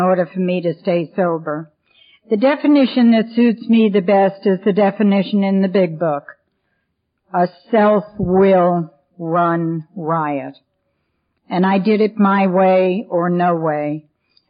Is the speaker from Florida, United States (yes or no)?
no; New York City, New York, United States; also born or lived in Ohio / Hilton Head Island, South Carolina; now in King, United States; The reason I don't have a southern accent, Kathy, is I was born and raised in New York City